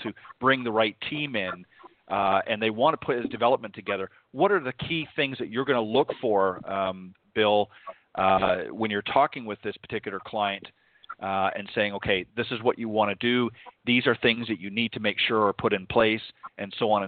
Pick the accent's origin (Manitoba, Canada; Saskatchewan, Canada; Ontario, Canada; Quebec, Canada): Ontario, Canada; Burlington; also born or lived in Hamilton, Ontario; grew up in Burlington much of my life